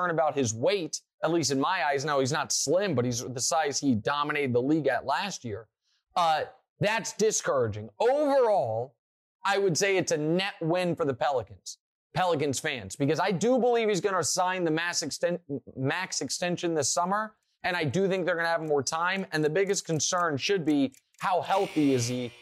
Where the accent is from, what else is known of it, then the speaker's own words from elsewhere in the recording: Kansas City, United States; my hometown team